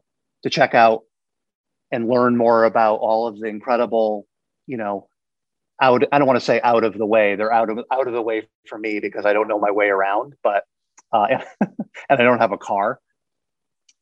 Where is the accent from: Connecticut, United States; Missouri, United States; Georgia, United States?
Connecticut, United States; moved away; also born or lived in New York; I'm from Connecticut